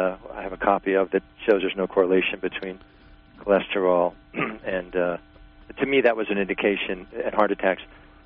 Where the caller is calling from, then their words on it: New York, United States; I actually have two questions. I'm from New York.